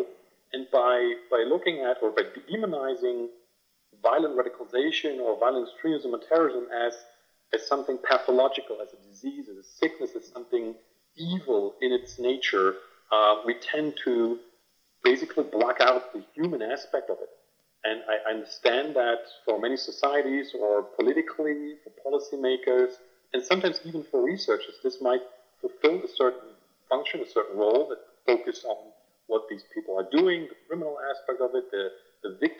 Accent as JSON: {"language": "English", "region": "Brandenburg", "country": "Germany", "tie": "born or raised there", "said": "So I grew up in Brandenburg, which is an eastern German state."}